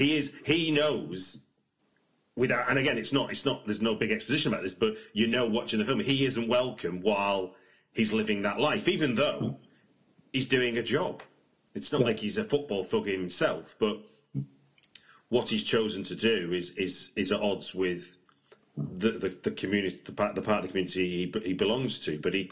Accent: United Kingdom; But, I mean, obviously, being a British person, I know, because the media narrative is that there's a them and us

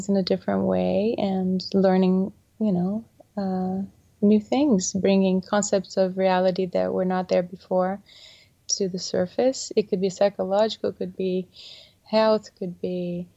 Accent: Brazil; moved away; I was born in Brazil

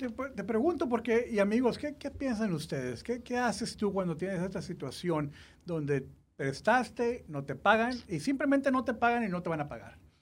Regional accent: Mexico; yo soy mexicano

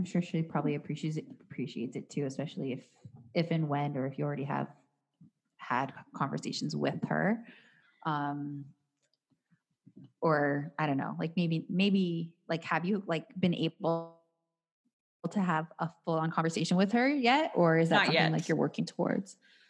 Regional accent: Canada

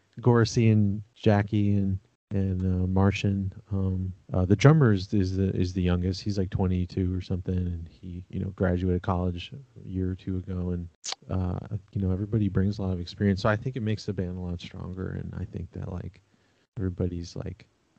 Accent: Washington, District of Columbia, United States; now in Los Angeles, United States; I grew up in Washington, D.C. and stuff.

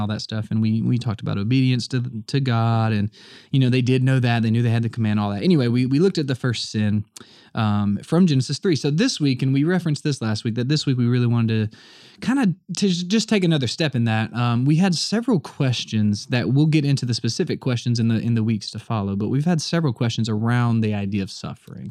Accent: the South, United States; I'm the only Southerner in my family

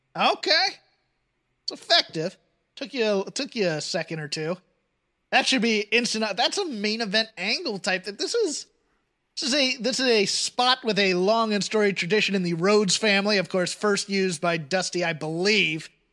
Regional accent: United Kingdom; now in United States; as a Brit

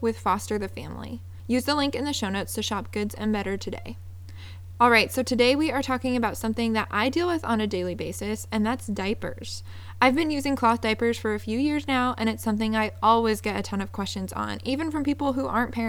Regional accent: Seattle, Washington, United States; moved away; I'm originally from Seattle

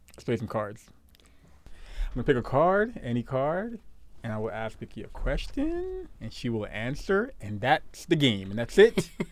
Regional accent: New York City, New York, United States; also born or lived in Guyana; I'm from Brooklyn, son. Canarsie

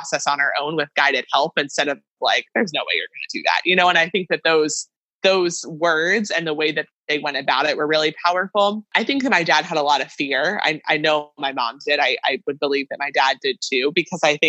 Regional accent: near State College, Pennsylvania, United States; moved away as an adult; also born or lived in Maryland; State College, Pennsylvania, which is close to my hometown

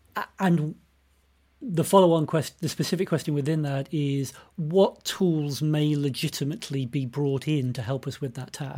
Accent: United Kingdom; I'm British. Um, lived all my life in the U K

